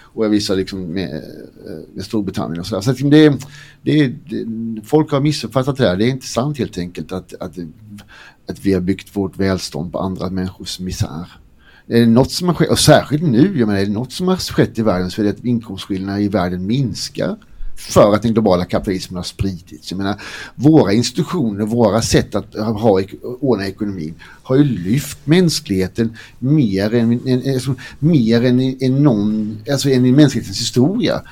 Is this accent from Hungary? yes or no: no; Blekinge, Sweden; Jag har inte sagt att jag är från Blekinge än, men alltså, jag är ju halvdansk.